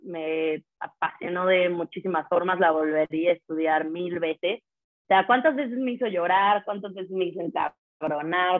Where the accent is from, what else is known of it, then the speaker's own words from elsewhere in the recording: San Luis Potosí, Mexico; moved away as an adult; also born or lived in Puebla; soy de San Luis Potosí